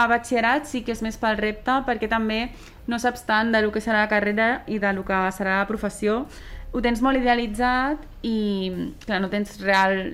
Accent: Sant Cugat, Catalonia, Spain; tinc 25 anys, sóc de Sant Cugat i he estudiat Medicina

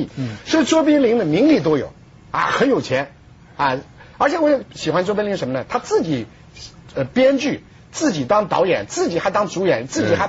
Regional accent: China; 我们中国人没这个条件，中国人一直不是一夫

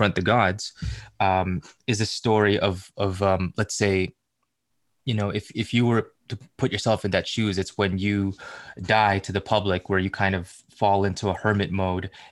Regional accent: Philippines; being a Filipino

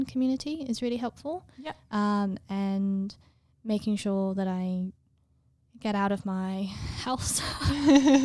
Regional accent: England, United Kingdom; I'm English

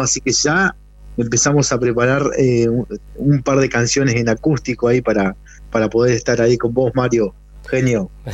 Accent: Neuquén, Argentina; also born or lived in Zapala / Plottier; nací en Zapala, pero nacido y criado prácticamente acá en la ciudad de Neuquén

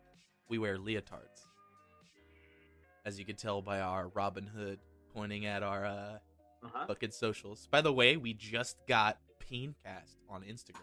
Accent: Louisiana, United States; now in Texas, United States; I grew up in Louisiana.

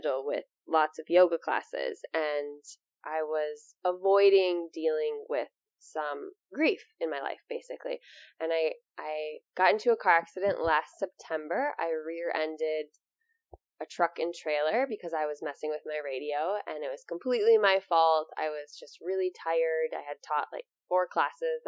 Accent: Amery, Wisconsin, United States; opening up this yoga studio in my hometown, which I never ever thought I would be back

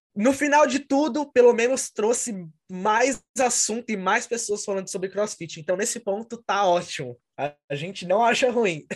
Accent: São Paulo, Brazil; moved away as an adult; now in Connecticut, United States; Eu sou de São Paulo, no Brasil, mas atualmente moro em Connecticut, nos Estados Unidos, já há dois anos.

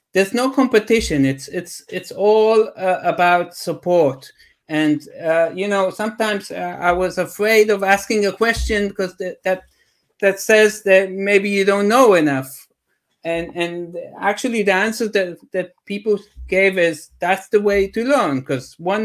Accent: Israel; I'm from Israel

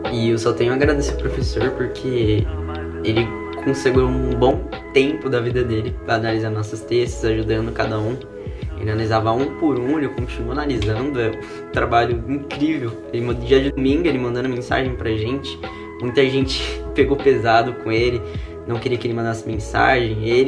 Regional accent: São Paulo, Brazil; now in Rio Claro, Brazil; eu cheguei aqui em Rio Claro, eu vim de São Paulo

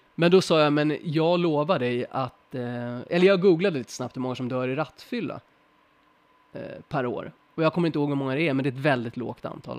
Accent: Sweden; oss som svenskar

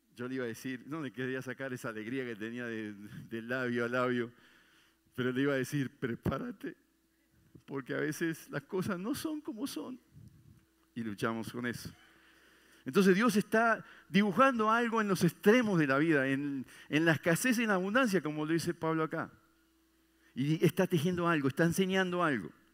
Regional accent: Uruguay; moved away

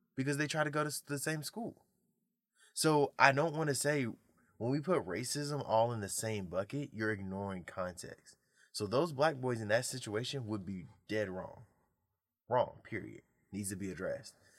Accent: United States; I am American

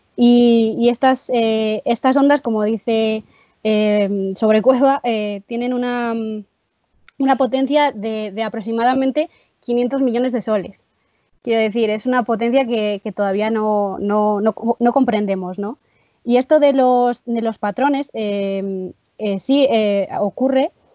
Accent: Palencia / León, Castile and León, Spain; also born or lived in Soto de Rueda, León; soy de un pueblo de, de, Palencia, pero también soy un pueblo de León, muy pequeñito

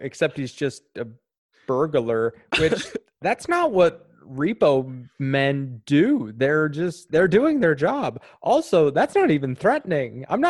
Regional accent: Eastern Prince Edward Island, Canada; I grew up in Eastern Prince Edward Island throughout my whole childhood.

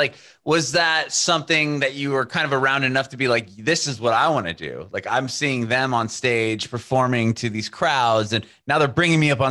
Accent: California, United States; I'm coming from the States, being from, you know, California and the West Coast

